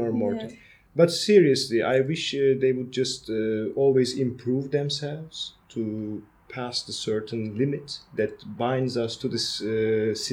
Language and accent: English; Turkey; now in Netherlands; We are from a small city in Turkey